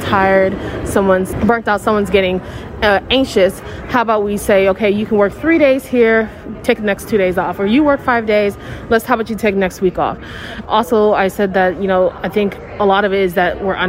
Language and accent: English; Houston, Texas, United States; born and raised in Houston, Texas